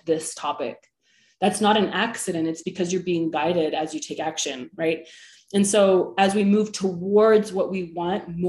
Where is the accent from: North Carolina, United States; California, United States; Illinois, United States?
California, United States; the Bay Area; now in Utah, United States; I'm from the Bay Area